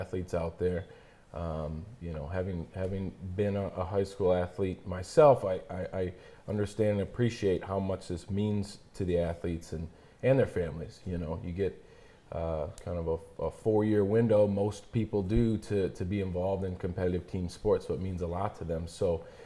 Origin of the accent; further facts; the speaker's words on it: Frankenmuth, Michigan, United States; I grew up in Frankmuth